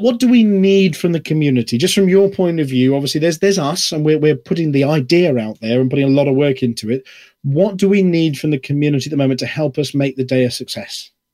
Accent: United Kingdom; I'm British

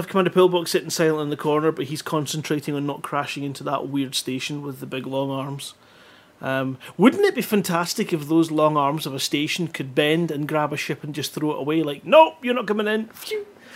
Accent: Scotland, United Kingdom; I'm from Scotland

